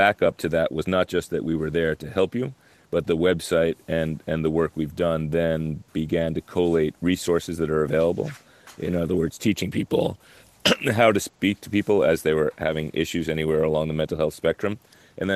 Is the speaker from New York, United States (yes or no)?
yes; New York, United States; I'm from New York